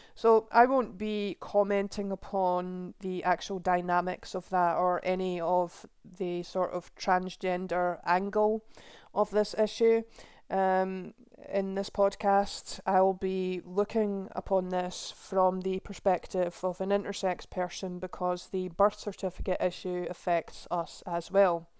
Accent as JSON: {"language": "English", "region": "Scotland", "country": "United Kingdom", "tie": "born or raised there", "said": "my home country of Scotland"}